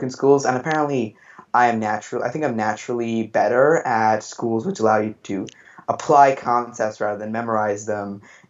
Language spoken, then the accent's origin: English; India; moved away as an adult; I'm from India, where I also attended school up till 10th grade in a traditional Indian board school